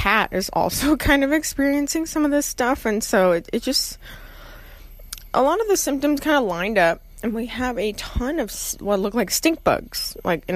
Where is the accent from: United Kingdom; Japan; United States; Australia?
United States; Austin, Texas; I grew up in Austin